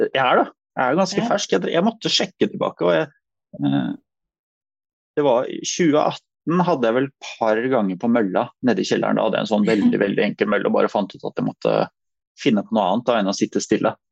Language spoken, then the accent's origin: Norwegian; Asker, Akershus, Norway; also born or lived in Nærsnes; egentlig født og oppvokst i Asker